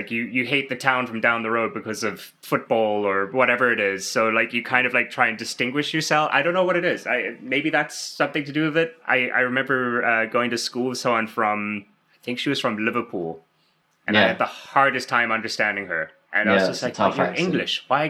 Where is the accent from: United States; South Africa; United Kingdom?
South Africa; moved away as an adult; now in Canada; I'm from South Africa originally.